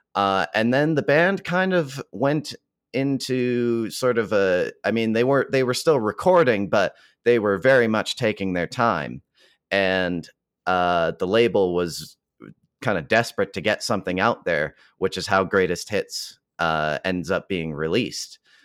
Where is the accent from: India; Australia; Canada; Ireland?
Canada; Calgary, Alberta; fellow Calgarian Floyd Snead